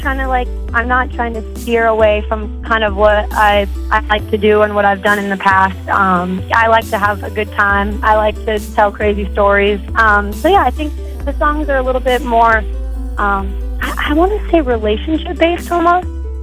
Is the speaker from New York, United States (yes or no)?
no; Manteca, California, United States; also born or lived in Tracy, California; I'm from Manteca, yeah. I was born in Tracy and raised in Manteca in the 209.